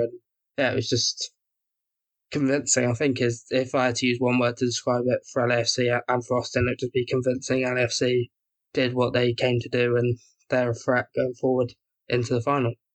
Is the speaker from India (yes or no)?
no; England, United Kingdom; as an Englishman